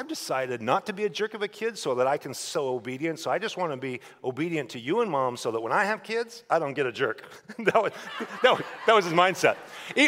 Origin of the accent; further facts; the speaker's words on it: Idaho, United States; I'm a redneck from Idaho